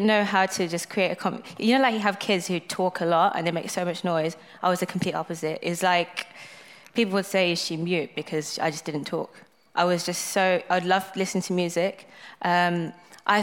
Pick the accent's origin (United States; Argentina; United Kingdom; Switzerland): United Kingdom; Birmingham, West Midlands; So I was born in City Hospital, Dudley Road. From Birmingham